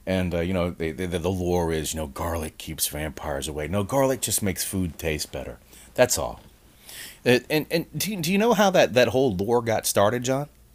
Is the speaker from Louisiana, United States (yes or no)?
yes; New Orleans, Louisiana, United States; moved away; I'm from New Orleans, Louisiana originally